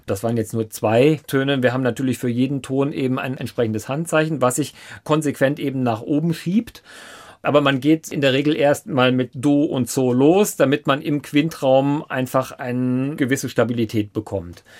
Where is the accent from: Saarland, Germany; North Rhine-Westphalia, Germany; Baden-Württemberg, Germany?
Saarland, Germany; Saarbrücken; now in Lörzweiler, Germany; das Haus, wo ich aufgewachsen bin, das ist ein kleiner Ort, Herrensur bei Saarbrücken